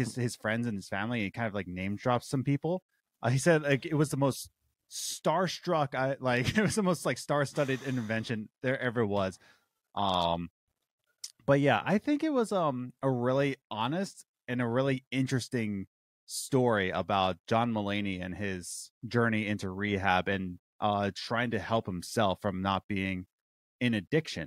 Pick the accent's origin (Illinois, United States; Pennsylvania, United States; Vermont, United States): Pennsylvania, United States; Philadelphia; born and raised in Philadelphia